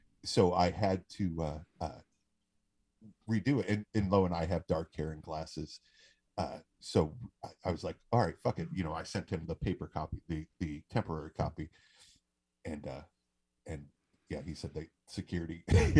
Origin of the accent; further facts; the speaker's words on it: Franklin, United States; growing up in Franklin